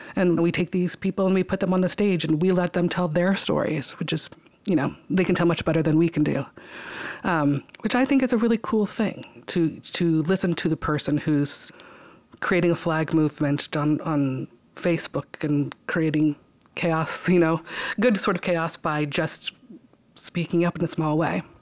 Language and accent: English; Cheyenne, Wyoming, United States; I grew up in Cheyenne, Wyoming, a place where you can watch your dog run away for days.